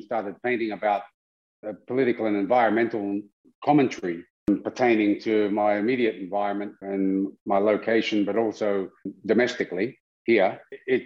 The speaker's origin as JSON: {"language": "English", "town": "Sydney", "region": "New South Wales", "country": "Australia", "tie": "born or raised there", "said": "I was a mixed blood Dangari boy growing up in Western Sydney"}